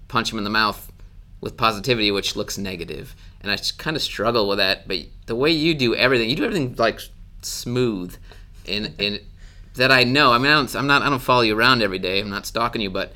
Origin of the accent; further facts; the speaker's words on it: Wisconsin, United States; moved away; I grew up in Wisconsin.